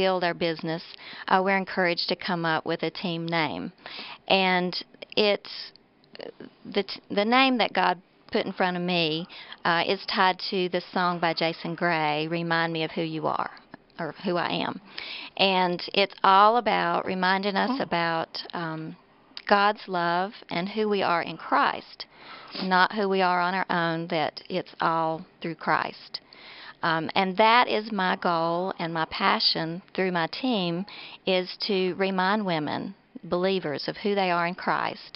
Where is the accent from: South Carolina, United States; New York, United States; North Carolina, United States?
North Carolina, United States; Mills River; I'm a local girl. I grew up in Mills River, North Carolina